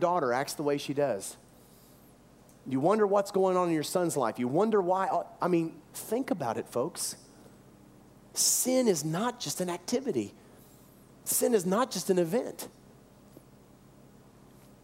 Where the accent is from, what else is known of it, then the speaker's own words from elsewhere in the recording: the South, United States; we come from the South, we had mammy and pappy